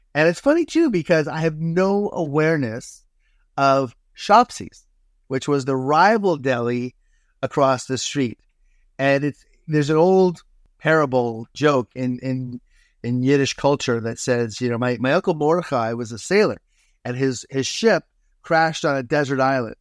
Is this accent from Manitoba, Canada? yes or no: no; Toronto, Ontario, Canada; born or raised there; moved away as an adult; also born or lived in Hamilton, Ontario / Dundas, Ontario; now in Tofino, Canada